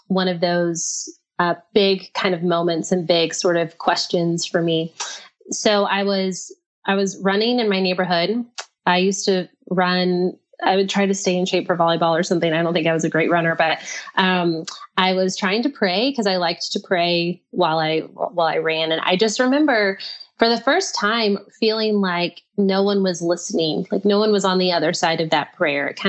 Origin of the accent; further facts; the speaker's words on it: Texas, United States; also born or lived in Brazil / Nashville / England; I grew up in Texas where it's like 71% Christian